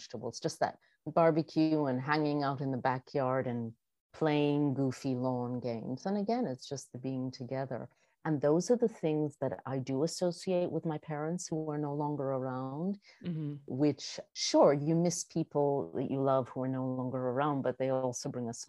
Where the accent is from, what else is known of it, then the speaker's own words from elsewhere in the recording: New York, United States; because I do identify as a New Yorker and someone from New England as well